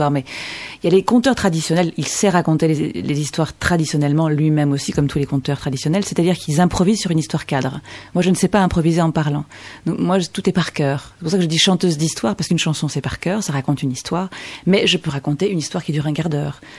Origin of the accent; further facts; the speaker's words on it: Chartres, Centre-Val de Loire, France; c'est que j'ai grandi à Chartres. Je vivais dans, au musée de Chartres.